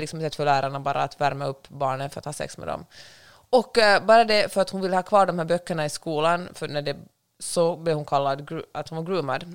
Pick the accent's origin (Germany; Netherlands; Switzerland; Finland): Finland; accent: Finland-Swedish; noll problem med min finlandssvenska